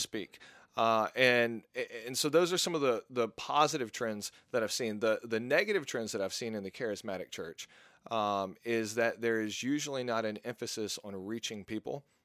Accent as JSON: {"language": "English", "region": "Mississippi", "country": "United States", "tie": "born or raised there", "also_born_or_lived": "Texas", "moved": "yes", "said": "I grew up in Mississippi while I was living with my mom"}